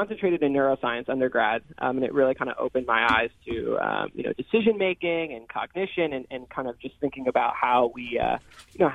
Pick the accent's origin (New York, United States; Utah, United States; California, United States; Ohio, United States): New York, United States; New York City; I'm from New York City